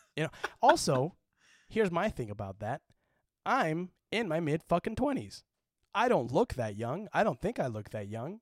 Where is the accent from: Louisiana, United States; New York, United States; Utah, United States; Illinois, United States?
Utah, United States; moved away as an adult; now in California, United States; I kinda wish I had a little bit more of a Utah accent